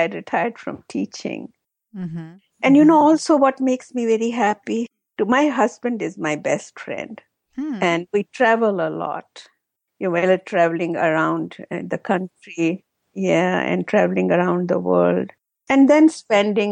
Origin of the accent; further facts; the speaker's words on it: Jammu and Kashmir, India; moved away; my husband and I, we are both from Kashmir in India